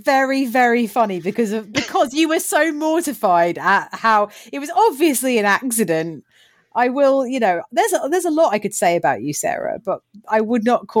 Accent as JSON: {"language": "English", "town": "Bookham", "region": "South East England", "country": "United Kingdom", "tie": "born or raised there", "said": "a young girl growing up in Bookham"}